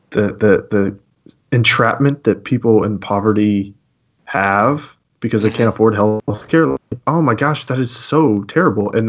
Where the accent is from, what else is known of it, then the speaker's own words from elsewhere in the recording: United States; But in the end, like my identity is not in the fact that I'm an American.